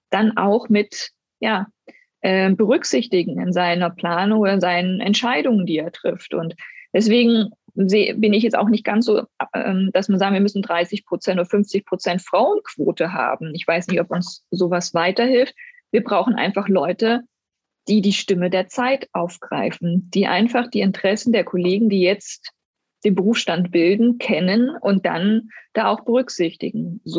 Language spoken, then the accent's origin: German; East Germany, Germany; Ich bin ja in Ostdeutschland groß geworden und bei uns war es selbstverständlich, dass eine Frau nach acht Wochen arbeiten geht.